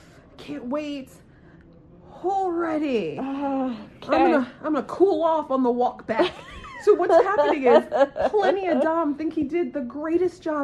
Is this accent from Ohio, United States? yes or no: no; Maryland, United States; now in Florida, United States; I'm from Maryland. I guess I'm a Terp.